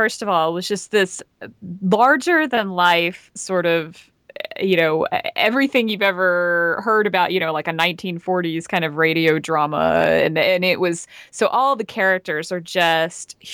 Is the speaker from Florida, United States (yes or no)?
no; Georgia, United States; accent: Southern; growing up in Georgia